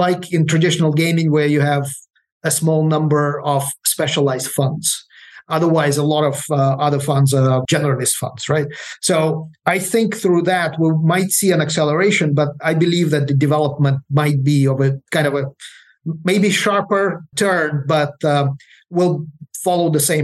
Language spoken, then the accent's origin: English; Ukraine; moved away; I'm originally from Ukraine